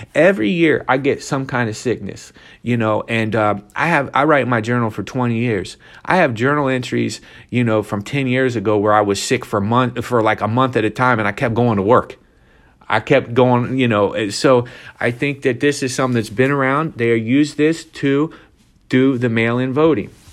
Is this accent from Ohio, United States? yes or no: yes; Ohio, United States; my home state of Ohio